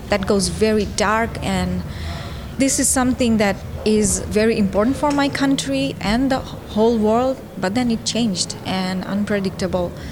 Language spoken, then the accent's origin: English; Bangladesh; also born or lived in Netherlands; I am from Bangladesh and the Netherlands, and I am a fine artist.